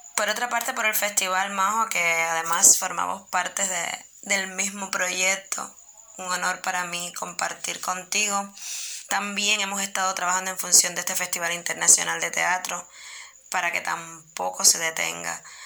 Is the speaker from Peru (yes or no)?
no; Cuba; also born or lived in Santiago de Cuba; soy actriz cubana, vivo en Santiago de Cuba, una de las ciudades más hermosas de este mi país, que es Cuba